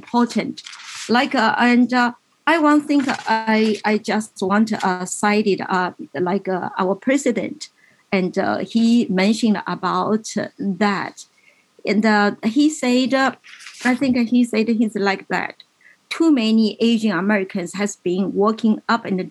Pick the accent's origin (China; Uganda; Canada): China; moved away as an adult; now in United States; I was born in China